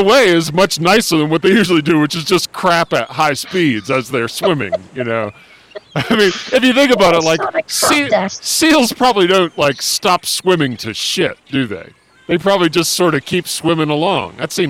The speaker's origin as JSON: {"language": "English", "region": "California", "country": "United States", "tie": "born or raised there", "said": "growing up in Southern California, you know, I mean, you always see all sorts of dangerous marine life."}